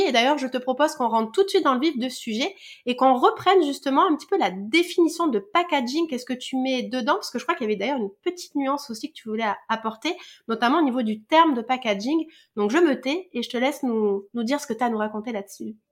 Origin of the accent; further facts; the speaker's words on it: France; chez nous en France